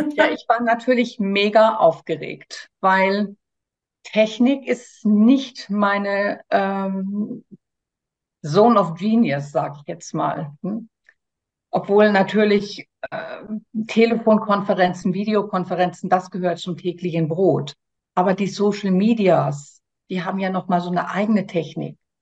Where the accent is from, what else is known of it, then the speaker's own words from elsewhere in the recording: Germany; moved away as an adult; now in France; komme ich ursprünglich aus Deutschland, habe aber vor 26 Jahren Frankreich zu meiner Wahlheimat gemacht